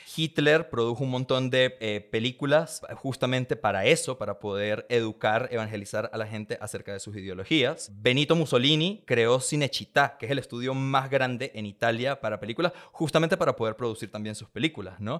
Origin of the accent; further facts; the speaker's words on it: San Antonio del Táchira, Táchira, Venezuela; now in Mexico; yo crecí en un pueblito llamado San Antonio del Táchira, en la frontera entre Venezuela